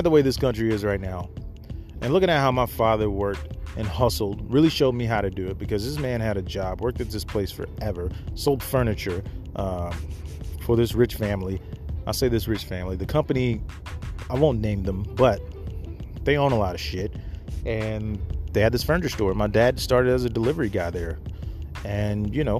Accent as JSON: {"language": "English", "region": "Mississippi", "country": "United States", "tie": "born or raised there", "said": "I grew up in Mississippi, deep south."}